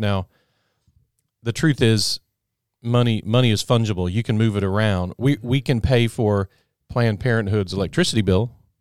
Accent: United States; as an American

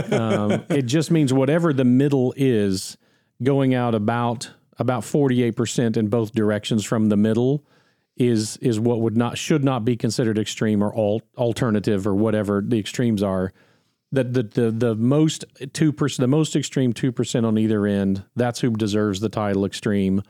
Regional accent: United States; I'm an American

